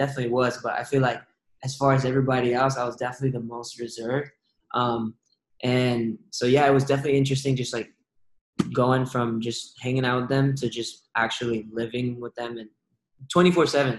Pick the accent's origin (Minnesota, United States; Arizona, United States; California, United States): California, United States; Redwood City; I'm from the Bay Area, specifically in Redwood City